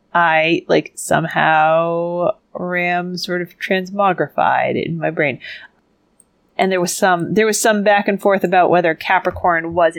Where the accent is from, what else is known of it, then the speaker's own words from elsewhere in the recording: Worcester, Massachusetts, United States; I had my hometown in here at the $1,000 level